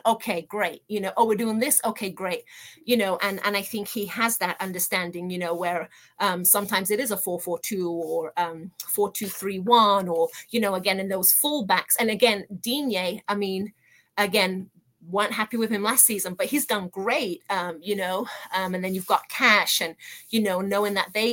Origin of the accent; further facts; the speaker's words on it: Birmingham, West Midlands, United Kingdom; moved away as an adult; now in United States; I was born and raised in Birmingham, hence being an Aston Villa supporter. I came to America in my early 20s